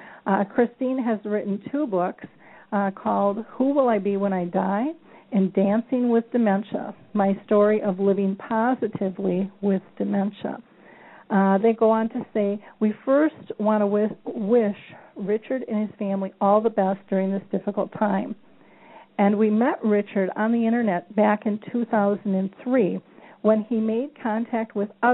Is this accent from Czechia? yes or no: yes; Czechia; English is a second language; I'm from the Czech Republic, and here in our country, it's very unusual to speak openly about dementia.